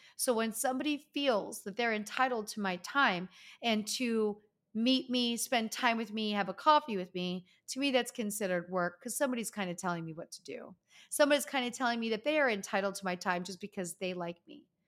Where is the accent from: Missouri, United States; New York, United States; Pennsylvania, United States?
Pennsylvania, United States; Easton; moved away as an adult; my friends from growing up, my hometown